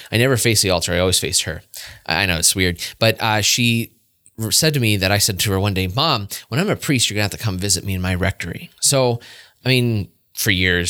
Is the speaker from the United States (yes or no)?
yes; Warren, Pennsylvania, United States; I was born in Warren, Pennsylvania